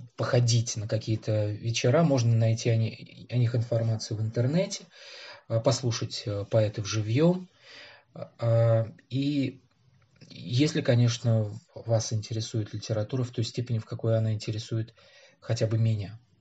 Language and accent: Russian; Tashkent, Uzbekistan; moved away as an adult; now in Moscow, Russia; я родился в Ташкенте